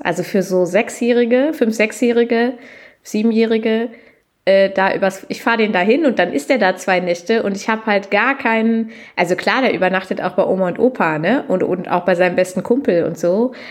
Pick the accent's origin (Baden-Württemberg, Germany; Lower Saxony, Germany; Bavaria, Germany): Lower Saxony, Germany; gebürtige Niedersächsin